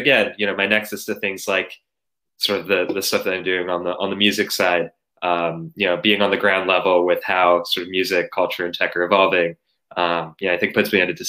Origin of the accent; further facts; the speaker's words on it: New York, United States; also born or lived in Japan; grew up, born and raised in New York. My mom is Japanese, from the south of Japan, in Fukuoka, which is part of Kyushu in the southernmost prefecture. But I grew up going back and forth between the U.S. and Japan.